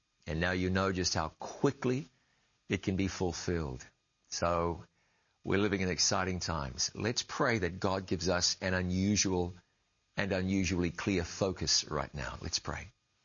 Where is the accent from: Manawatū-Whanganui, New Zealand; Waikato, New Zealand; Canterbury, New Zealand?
Waikato, New Zealand; Ngāruawāhia; grew up on the banks of the Waikato River